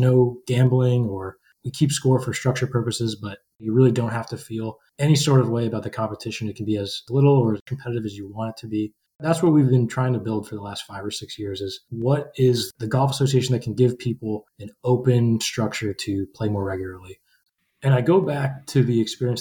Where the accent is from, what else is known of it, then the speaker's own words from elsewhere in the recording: New Jersey, United States; I actually had worked in pizzerias before growing up in New Jersey